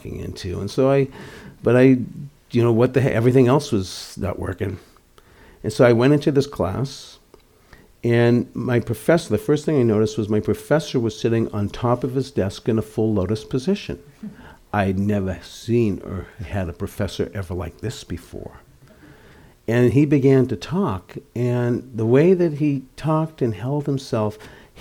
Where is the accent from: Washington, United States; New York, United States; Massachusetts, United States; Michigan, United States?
Massachusetts, United States; outside of Boston; growing up outside of Boston in a conservative Orthodox Jewish family